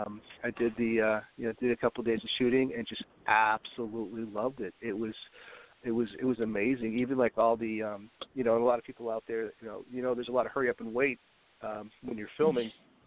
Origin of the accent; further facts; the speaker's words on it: New Hampshire, United States; born there; also born or lived in New York / Wisconsin / Tennessee / Italy; I was born in the New England states, New Hampshire. I've lived in upstate New York. I've lived in Wisconsin, Tennessee.